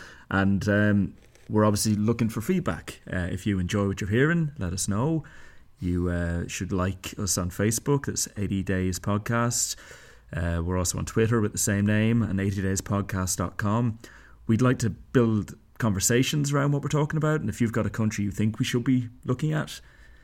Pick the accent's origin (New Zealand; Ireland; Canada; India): Ireland; now in Bern, Switzerland; true to our national traditions, we're living in different countries because that's what the Irish do.